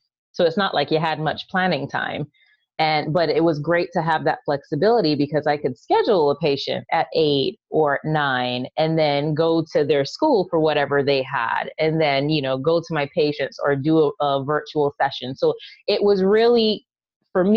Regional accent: Barbados; moved away as an adult; also born or lived in New York; now in Atlanta, United States; I grew up in Barbados

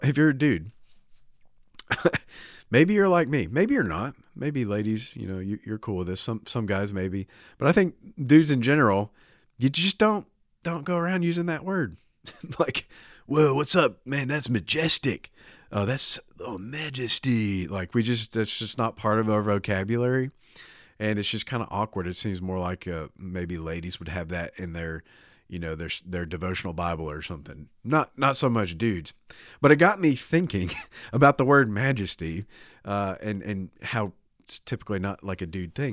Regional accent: United States; I'm American

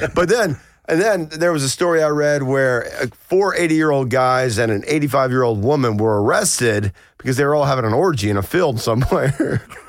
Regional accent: Blairsville, Georgia, United States; I grew up in North Georgia, in Blairsville

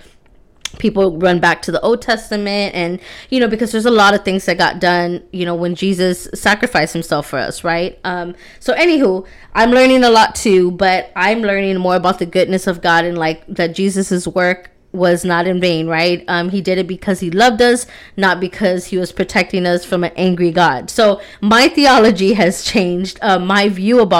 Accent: Texas, United States; I'm from Texas

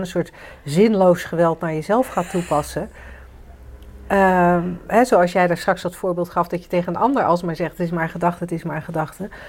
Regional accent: Netherlands

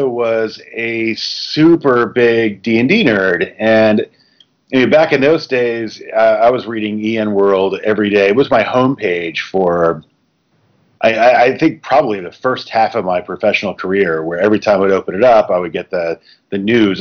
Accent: Tennessee, United States; also born or lived in Smithtown, Long Island, New York / Grand Rapids, Michigan; I did grow up in Tennessee, but it's taken me almost 30 years to claim that I am I'm a native

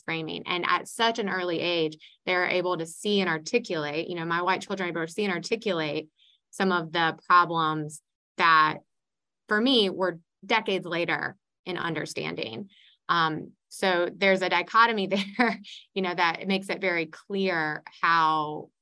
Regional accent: Iredell County, North Carolina, United States; I grew up in Iredell County in the Iredell State School System

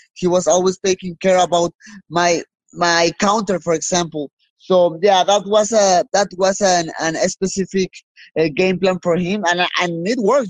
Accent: Mexico; I'm from Mexico

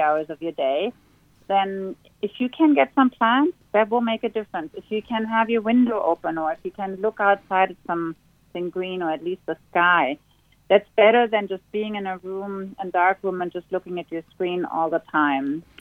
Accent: Berlin, Germany; now in Sydney, Australia; I grew up in Berlin where it's always raining.

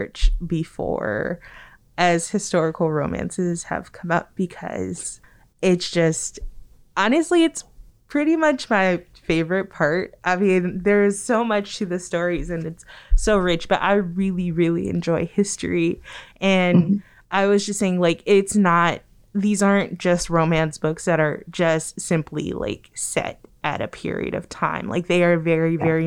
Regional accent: Compton, California, United States; I grew up primarily in Compton, California

